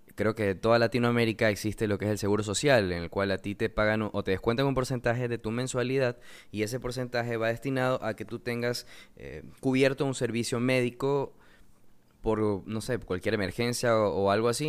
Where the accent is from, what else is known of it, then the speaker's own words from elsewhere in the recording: Coast, Ecuador; soy de Ecuador, eh, vivo en la costa